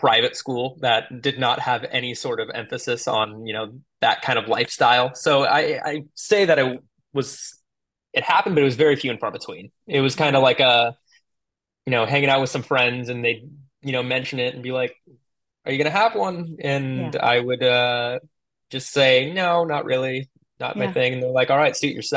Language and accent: English; Tualatin, Oregon, United States; I grew up in Tualatin, Oregon, right outside of Portland